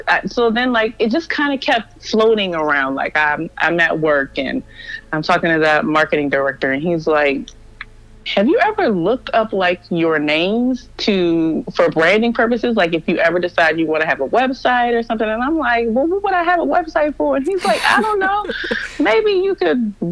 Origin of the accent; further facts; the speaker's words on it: Maryland, United States; moved away as an adult; now in Florida, United States; I had been born and raised in Maryland my whole life. I lived in the same little radius of probably 15 to 20 miles for 30 plus years.